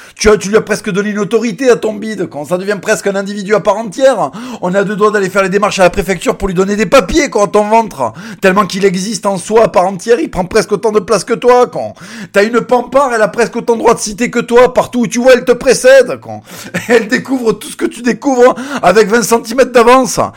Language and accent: French; Plaisance-du-Touch, Occitania, France; also born or lived in Tournefeuille; Mon premier collège c'était Jules Verne à Plaisance du Touche, Plaisance du Touche représente. Et après je suis allé à Tournefeuille à l'Abitrie où j'ai fait deux ans